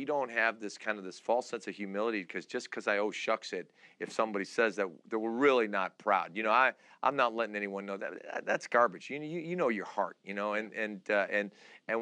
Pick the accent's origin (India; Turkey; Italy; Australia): Turkey; Istanbul; now in United States; I was born in Istanbul, Turkey. I'm Turkish. We are a very prideful culture, my dad was a very proud man, and I grew up